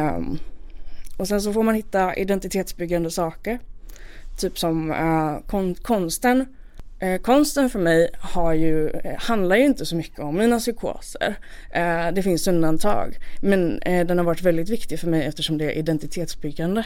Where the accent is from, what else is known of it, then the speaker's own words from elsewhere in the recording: Malmö, Skåne, Sweden; jag fick åka hem då till eh, min hemort, till, tillbaka till Malmö